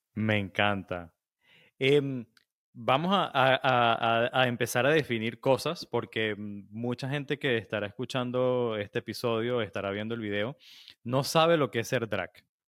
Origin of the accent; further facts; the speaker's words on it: Venezuela; como venezolanos